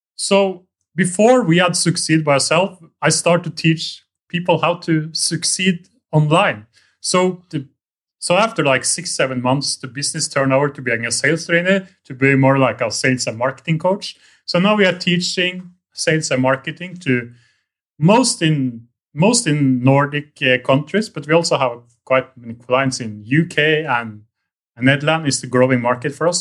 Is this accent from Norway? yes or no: yes; Norway; moved away as an adult; now in Vietnam; I'm from Norway